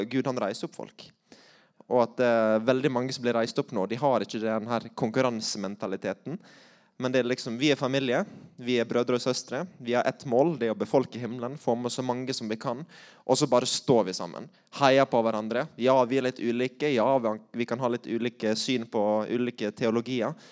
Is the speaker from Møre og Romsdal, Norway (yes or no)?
yes; Møre og Romsdal, Norway; accent: Sunnmøre; Eh, så jeg tror jeg holder meg til sunnmørsk.